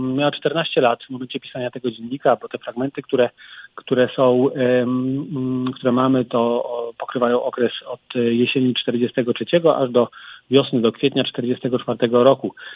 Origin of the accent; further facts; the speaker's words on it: Kraków, Lesser Poland, Poland; Krakusem z urodzenia. Także znaczy, ja wychodzę na pole. Nie na dwór, ale na pole wychodzę.